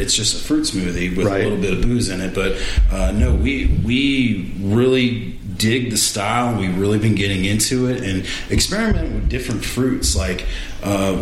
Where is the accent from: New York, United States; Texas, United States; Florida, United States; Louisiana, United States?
Louisiana, United States; New Orleans; moved away as an adult; now in Baton Rouge, United States; I was born and raised in New Orleans.